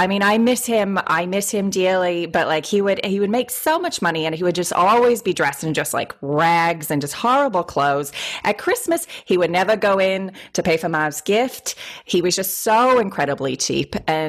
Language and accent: English; Boston, Massachusetts, United States; I should also say I'm also from Boston